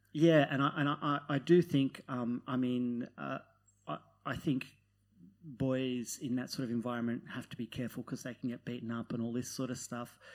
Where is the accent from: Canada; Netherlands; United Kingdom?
Netherlands; now in Australia; I'm from Holland